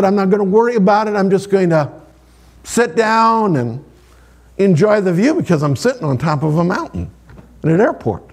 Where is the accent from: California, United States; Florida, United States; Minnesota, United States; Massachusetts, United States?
Minnesota, United States; Sioux Valley; I grew up in Sioux Valley, Minnesota